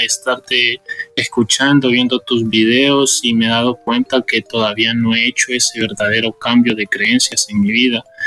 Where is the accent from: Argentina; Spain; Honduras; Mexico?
Honduras; Soy de Honduras